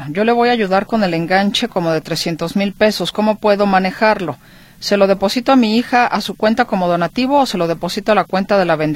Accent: Mexico; now in California, United States; vivo en California. Estoy pensando en mi retiro en México. Soy mexicano.

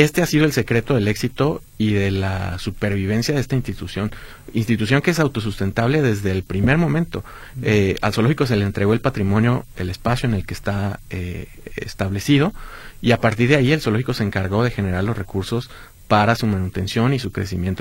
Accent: Guadalajara, Jalisco, Mexico; parte de nuestra historia como tapatíos

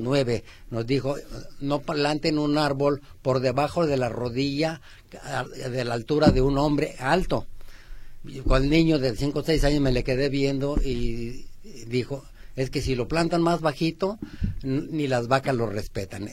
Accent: Aguascalientes, Mexico; now in Guadalajara, Mexico; Cuando yo tenía 5 o 6 años, somos de Aguascalientes

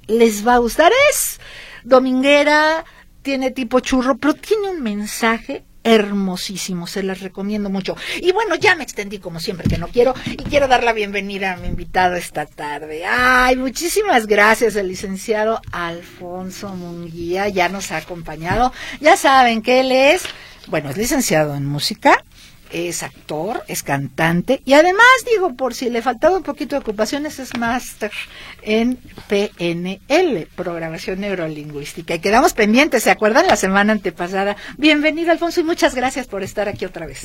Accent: Michoacán, Mexico; now in Guadalajara, Mexico; en mi tierra, en Michoacán

